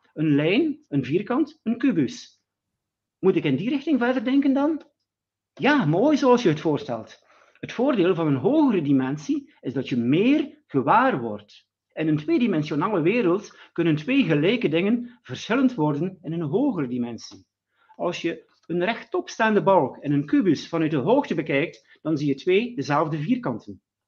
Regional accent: West Flanders, Belgium; ik kom uit België, West-Vlaanderen

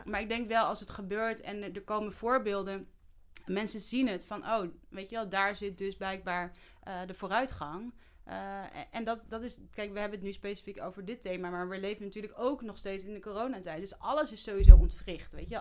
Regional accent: Netherlands; wij als Nederlanders onze geschiedenis helemaal niet kennen

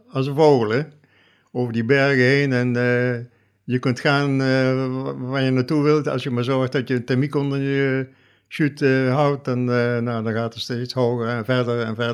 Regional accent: Nieuwerkerk aan den IJssel, South Holland, Netherlands; Ik kwam uit Nieuwekerk aan de IJssel.

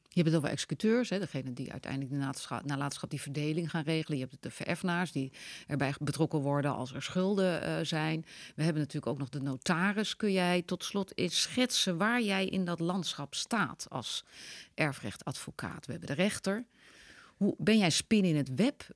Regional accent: Netherlands; wij als Nederlanders

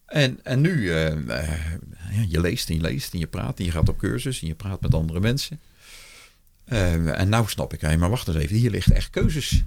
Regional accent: Rijswijk, South Holland, Netherlands; ik ben geboren in Rijswijk tegen Den Haag aan. En dat was toen nog de rand van het weiland. Dus ik weet nog dat ik op een gegeven moment uh, reusachtige zwermen, goudplevieren, de eerste lepelaars, overal grutto's, overal tureluurs, overal veldleveringen. Dat is gewoon het geluid van mijn jeugd.

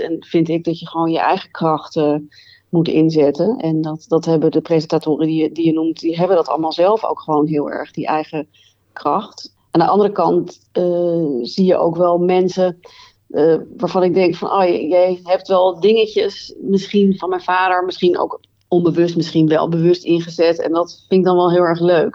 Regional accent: Het Gooi, North Holland, Netherlands; ik ben opgegroeid in het Gooi

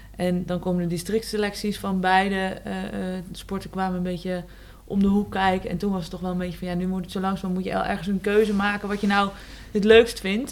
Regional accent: Eelde, Drenthe, Netherlands; Ja, ik ben opgegroeid in Eelde Zwolle. Eigenlijk mijn hele jeugd heb ik daar gewoond

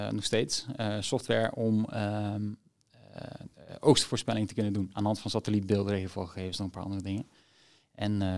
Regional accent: Zimbabwe; also born or lived in Niger; Ja, geboren in Niger. na drie maanden verhuisd naar Zimbabwe. Dus goed, Niger heb ik niet gekend.

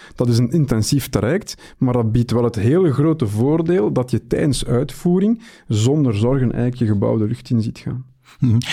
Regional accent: Belgium; bij ons in de Belgische eh, markt

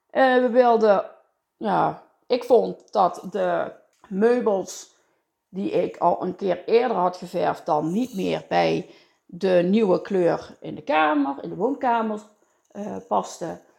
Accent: Limburg, Netherlands; En eh, ja, daar zijn, wij, eh, daar zijn wij Limburgers voor, hè?

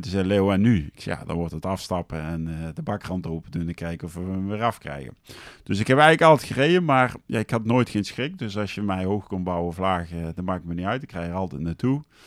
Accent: Deurne, North Brabant, Netherlands; also born or lived in Geldrop; ik ben in Gelderop geboren, maar daarna zijn we naar Nune verhuisd

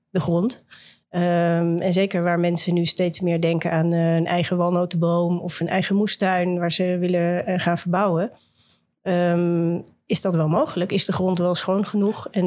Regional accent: Voorschoten, South Holland, Netherlands; ik ben opgegroeid in Voorschoten.

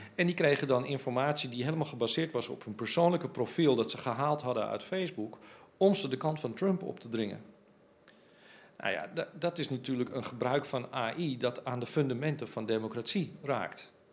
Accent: Amsterdam, North Holland, Netherlands; ik ben Amsterdammer

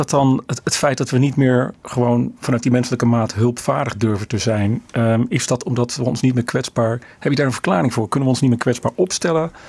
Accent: Netherlands

